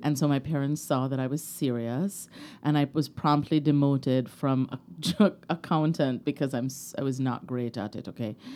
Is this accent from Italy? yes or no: no; Kingston, Jamaica; I grew up in Kingston, Jamaica